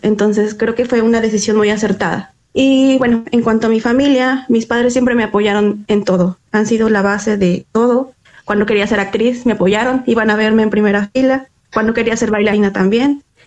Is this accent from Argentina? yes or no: no; Mexico; soy mexicana